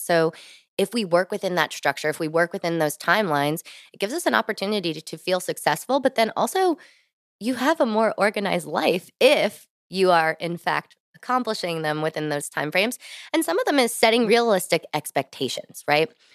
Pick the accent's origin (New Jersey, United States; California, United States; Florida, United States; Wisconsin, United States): New Jersey, United States; moved away as an adult; also born or lived in Virginia / New York City; now in Washington, D.C., United States; born and raised in New Jersey